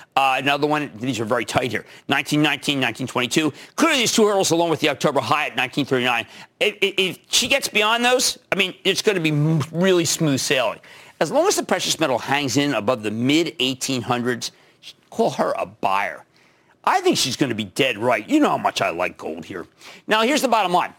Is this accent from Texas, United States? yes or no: no; Pennsylvania, United States; my home state, Pennsylvania